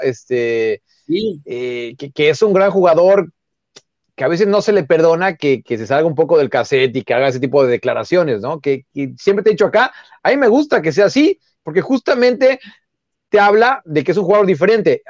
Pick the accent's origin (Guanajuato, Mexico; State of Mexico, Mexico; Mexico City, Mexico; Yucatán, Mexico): Mexico City, Mexico; yo soy de Xochimilco